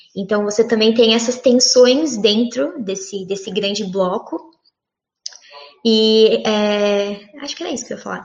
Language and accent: Portuguese; São Paulo, Brazil; eu nasci, nasci, cresci em São Paulo